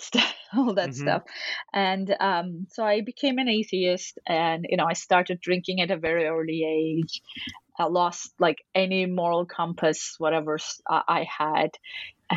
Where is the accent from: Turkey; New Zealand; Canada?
Turkey; moved away; I grew up in Turkey, which is a predominantly Muslim country